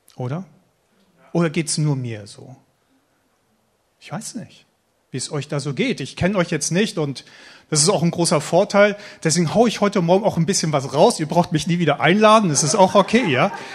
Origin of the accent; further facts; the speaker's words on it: Eckernförde, Schleswig-Holstein, Germany; also born or lived in Stade / Schorndorf; now in Baden, Germany; ich komme ursprünglich aus Eckernförde, oberhalb von Kiel, Eckernförder Bucht, wunderschönes Schleswig-Holstein